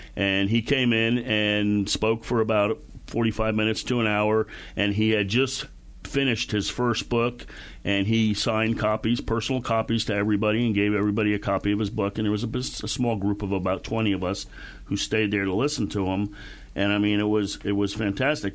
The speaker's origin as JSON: {"language": "English", "region": "Connecticut", "country": "United States", "tie": "born or raised there", "also_born_or_lived": "Panama", "moved": "as an adult", "said": "I grew up outside New York in Connecticut"}